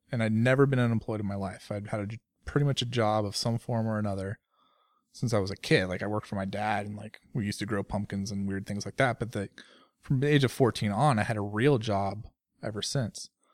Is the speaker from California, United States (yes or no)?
yes; Bay Area, California, United States; I grew up in California, in the Bay Area, uh, as a sixth generation Californian